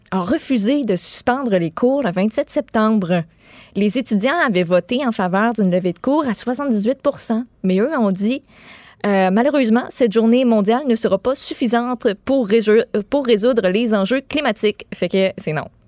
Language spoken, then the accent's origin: French; Quebec, Canada